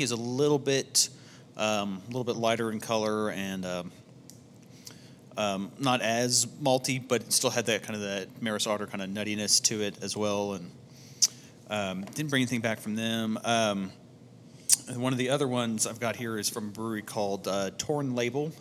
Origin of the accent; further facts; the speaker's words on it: Fort Worth, Texas, United States; we're from Fort Worth.